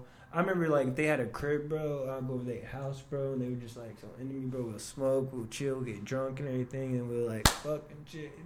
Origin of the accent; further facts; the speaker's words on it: Dallas, Texas, United States; also born or lived in Philadelphia; I was born in Philly